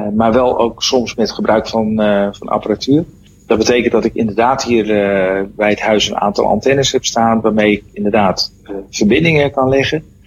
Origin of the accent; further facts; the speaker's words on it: Netherlands; als Hollander